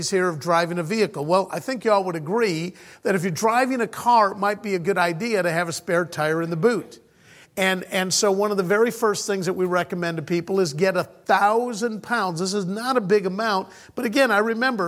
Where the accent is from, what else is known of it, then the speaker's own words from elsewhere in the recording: United States; moved away as an adult; I was originally born and raised in the States